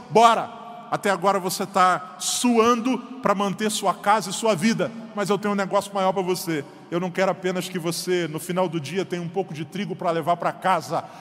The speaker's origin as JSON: {"language": "Portuguese", "region": "Paraíba", "country": "Brazil", "tie": "born or raised there", "moved": "yes", "lives_now": "Paraná, Brazil", "said": "Eu sou paraibano de nascimento"}